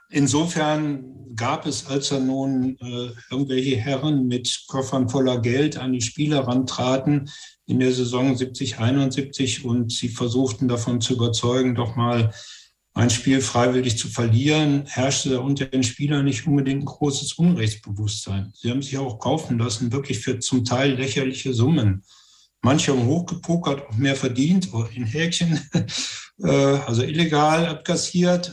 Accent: Göttingen, Lower Saxony, Germany

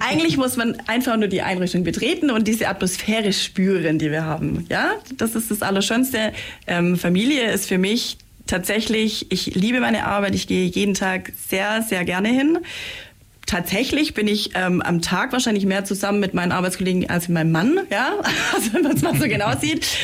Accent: Senden, Bavaria, Germany; ich bin nämlich aus Seisen, aus dem schönen

